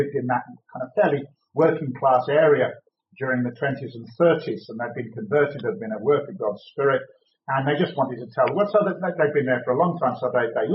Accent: United Kingdom; now in Bath, United Kingdom; originally we are from the Midlands.

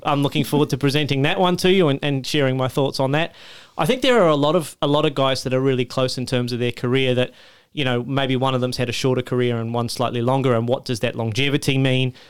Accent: Australia; as an Australian

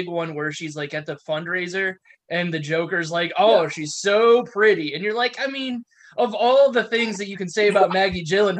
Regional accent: United Kingdom; Well, the worst part is like, even know we're British.

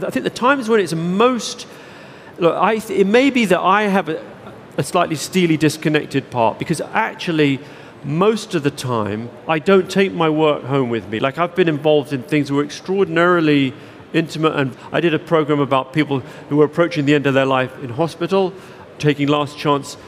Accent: London, United Kingdom; I grew up in South London

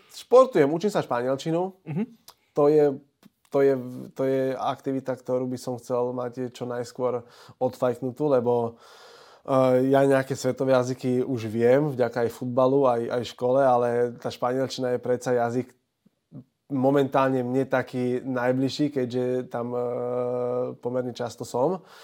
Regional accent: Bratislava, Bratislava Region, Slovakia; Ja som Bratislavčan

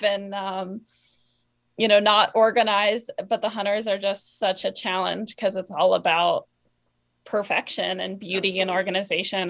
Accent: East Coast, United States; I grew up on the East Coast, and it was a very English riding community.

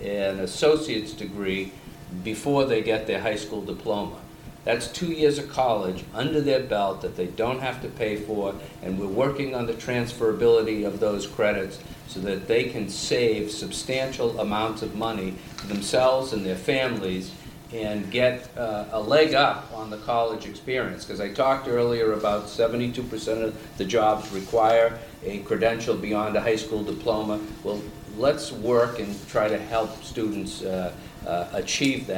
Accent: Massachusetts, United States; I'm from Massachusetts

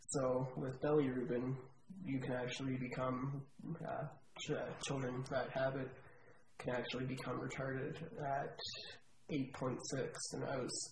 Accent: Calgary, Alberta, Canada; I was born in Calgary.

